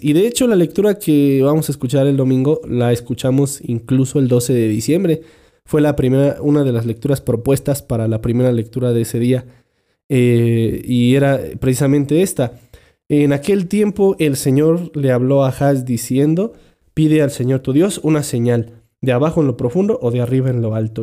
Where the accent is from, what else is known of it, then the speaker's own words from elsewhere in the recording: Mexico; nuestros villancicos que, que cantamos por acá